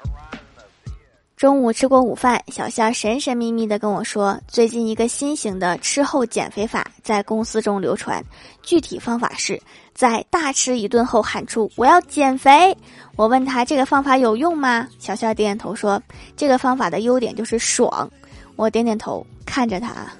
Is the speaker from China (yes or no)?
yes; Northeast China, China; accent: Northeastern (Dongbei); 用我们东北话是这么说的